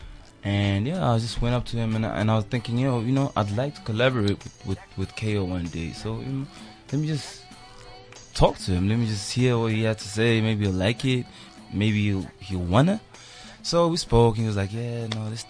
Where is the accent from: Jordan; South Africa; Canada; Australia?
South Africa; Durban, KwaZulu-Natal; I'm born and raised in Durban.